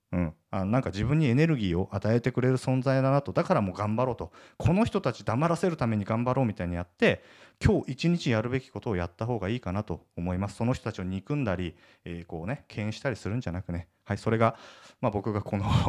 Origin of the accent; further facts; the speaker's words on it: Akita, Japan; now in Tokyo, Japan; 僕実家秋田なんですけど